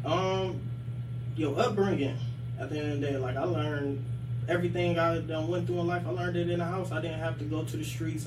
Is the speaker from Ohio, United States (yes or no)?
yes; Akron, Ohio, United States; being like raised on the west side of Akron, but like going to school out in Copley.